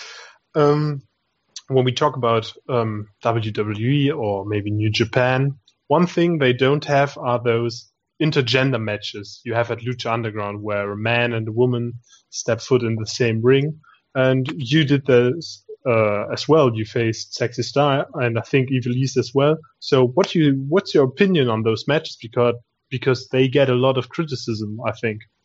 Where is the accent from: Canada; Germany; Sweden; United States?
Germany; we are from Germany.